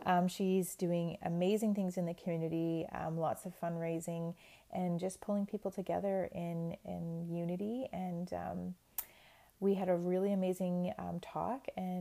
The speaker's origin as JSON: {"language": "English", "area": "Rocky Bay First Nation", "region": "Ontario", "country": "Canada", "moved": "yes", "lives_now": "Thunder Bay, Canada", "said": "I am an Anishinaabe woman from Rocky Bay First Nation in Ontario, and I'm currently living in Thunder Bay."}